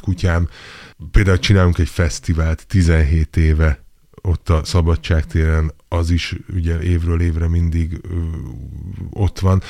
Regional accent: Budapest, Hungary; ahol én is felnőttem

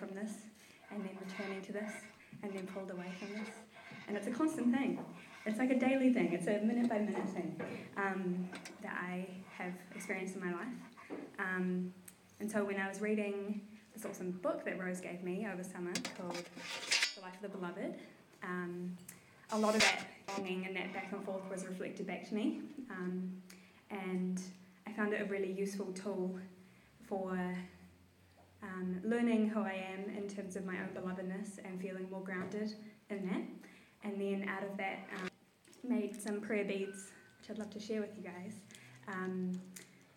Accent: Tauranga, Bay of Plenty, New Zealand; now in Wellington, New Zealand; I was born here in Wellington and then grew up in Tauranga

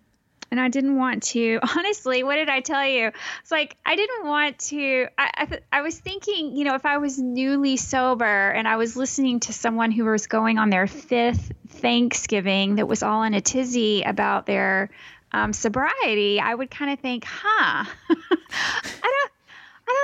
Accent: Texas, United States; It's in my home state in Texas.

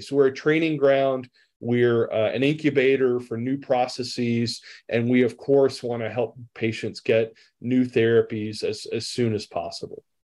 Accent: Rome, Georgia, United States; I'm a pharmacist from Rome, Georgia

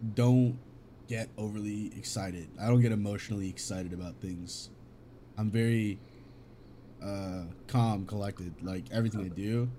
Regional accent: California, United States; English is a second language; Cali, born and raised

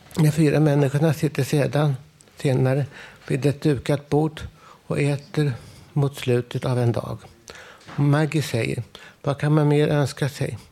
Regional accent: Stockholm, Stockholm County, Sweden; hemma i Stockholm

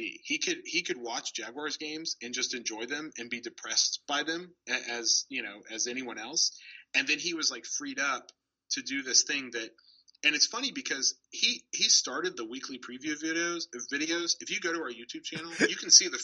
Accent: Florida, United States; moved away as an adult; also born or lived in New Haven, Connecticut; I'm from Florida, and we have decent pizza here. We have pizza, and you grow up, and you're like, pizza is good

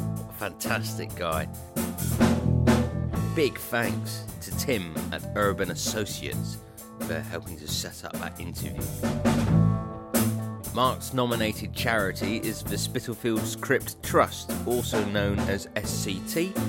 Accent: Plymouth, South West England, United Kingdom; Plymouth, originally.

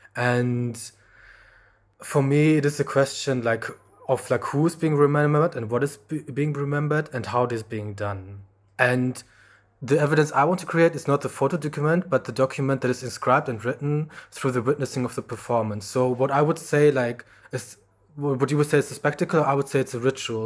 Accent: Germany; I grew up in Germany

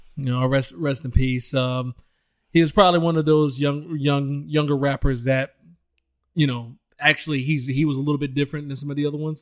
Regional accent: Detroit, Michigan, United States; I came from Detroit, Michigan

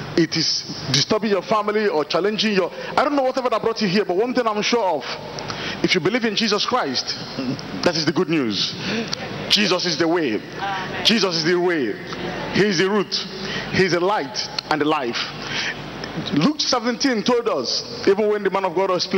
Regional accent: Nigeria; now in Austria; I'm a Nigerian

